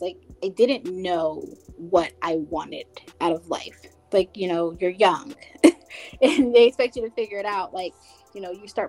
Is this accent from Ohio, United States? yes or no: no; New Jersey, United States; where I'm from in New Jersey